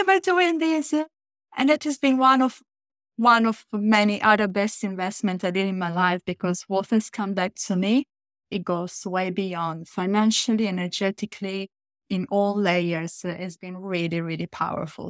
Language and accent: English; Italy; I come from Italy